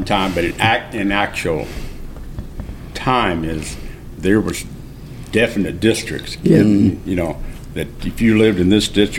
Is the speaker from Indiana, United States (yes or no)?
yes; Owensville, Indiana, United States; also born or lived in Fort Branch; You know, I lived in Fort Branch. I grew up in Owensville